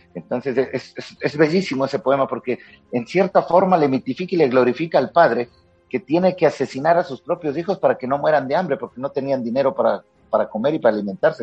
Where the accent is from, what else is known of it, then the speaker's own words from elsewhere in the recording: Quito, Pichincha, Ecuador; me crié en el, estudié en el Colegio San Gabriel de Quito